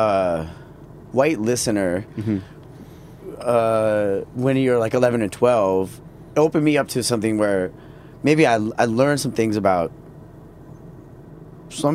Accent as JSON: {"language": "English", "town": "Minneapolis", "region": "Minnesota", "country": "United States", "tie": "born or raised there", "said": "I grew up in Minneapolis"}